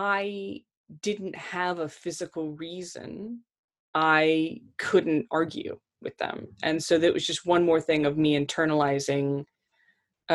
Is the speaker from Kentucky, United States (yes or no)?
yes; Kentucky, United States; accent: American; moved away as an adult; now in United Kingdom; I'm from Kentucky